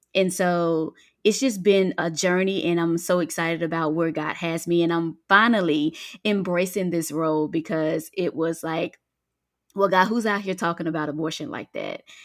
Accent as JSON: {"language": "English", "region": "Mississippi Delta", "country": "United States", "tie": "born or raised there", "moved": "as an adult", "lives_now": "Georgia, United States", "said": "I am originally from Mississippi, a Delta girl, born and raised in the country, and now I am a Georgia peach. I've been here for about seventeen years"}